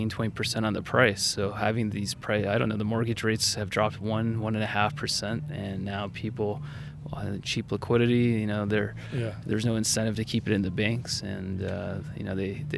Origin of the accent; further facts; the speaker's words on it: Southwest Colorado, United States; moved away as an adult; also born or lived in Canada; now in Prague, Czech Republic; Born and raised in Southwest